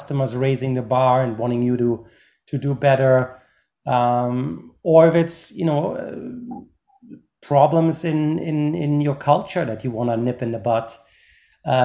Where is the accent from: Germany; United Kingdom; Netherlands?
Germany; now in United States; I'm originally from Germany